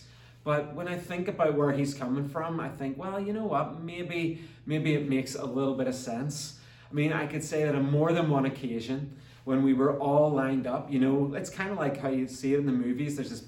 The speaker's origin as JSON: {"language": "English", "country": "Ireland", "moved": "yes", "lives_now": "Canada", "said": "When my wife and my kids and I moved from Ireland to Canada back in 2011, we actually lived for 4 years in Northwest Calgary."}